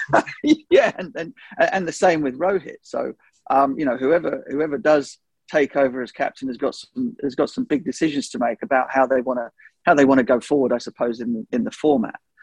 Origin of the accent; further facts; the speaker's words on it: England, United Kingdom; as an Englishman